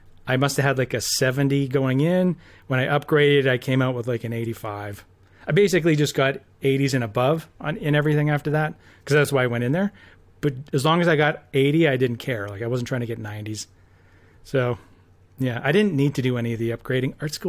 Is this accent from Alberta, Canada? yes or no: yes; Red Deer, Alberta, Canada; I grew up in Red Deer.